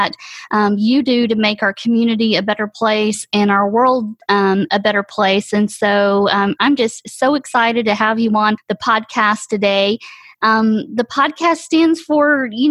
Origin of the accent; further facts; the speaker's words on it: Atlanta, Georgia, United States; Atlanta's just incredible. I love it. I'm a native.